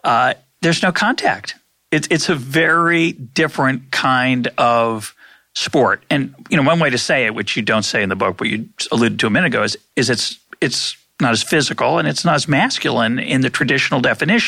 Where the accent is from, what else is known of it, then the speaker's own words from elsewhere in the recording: Lexington, Massachusetts, United States; also born or lived in the South; I grew up in Lexington, Massachusetts